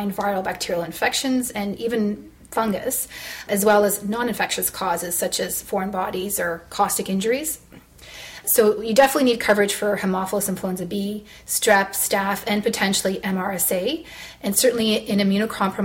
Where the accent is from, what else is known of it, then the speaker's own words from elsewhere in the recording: Toronto, Ontario, Canada; I'm from Toronto